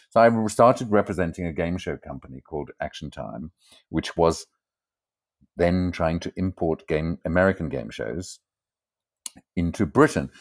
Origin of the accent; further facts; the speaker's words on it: Port Elizabeth, Eastern Cape, South Africa; moved away as an adult; also born or lived in Zimbabwe; now in Amsterdam, Netherlands; when I was about three years old, my family moved to South Africa, and I grew up in a hideous